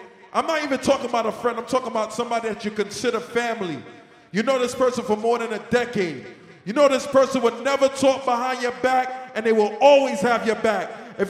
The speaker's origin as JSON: {"language": "English", "town": "New York City", "region": "New York", "country": "United States", "tie": "born or raised there", "also_born_or_lived": "Panama", "said": "I'm from Panama, but I grew up in Brooklyn."}